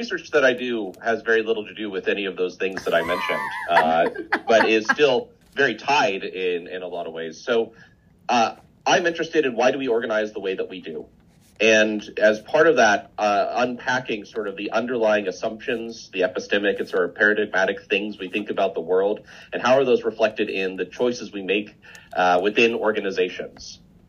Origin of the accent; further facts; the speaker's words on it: Midwest, United States; also born or lived in Indiana / Kansas / Nebraska / Wisconsin; I'm from all over the Midwest, Indiana, Kansas, Indiana, Nebraska, Wisconsin, Missouri for my PhD. So kind of all that with a bit of Colorado in before moving down here.